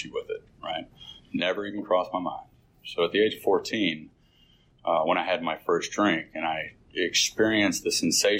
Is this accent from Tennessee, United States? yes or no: no; Sandy Springs, Georgia, United States; Born and raised in Sandy Springs